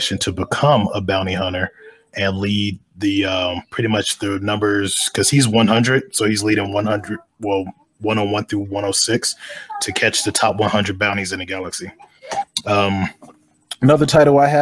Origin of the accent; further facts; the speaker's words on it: North Carolina, United States; now in Colorado Springs, United States; originally, I'm from North Carolina